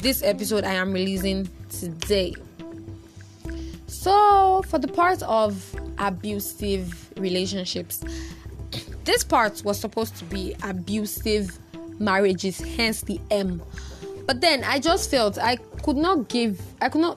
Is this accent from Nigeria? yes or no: yes; Nigeria; I'm such a Nigerian